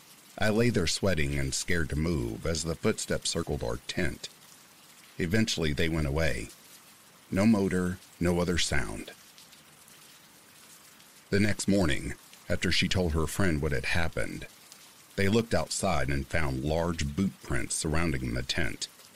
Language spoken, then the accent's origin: English; Montana, United States; now in Boise, United States; I drove all the way from Louisiana to my hometown in Montana without incident.